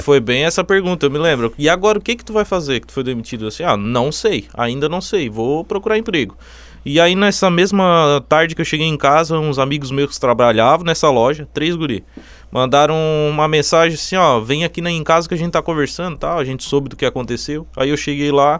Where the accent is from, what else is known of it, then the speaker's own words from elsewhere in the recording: Içara, Santa Catarina, Brazil; also born or lived in Jaraguá do Sul; eu sou de Sara, nasci em Sara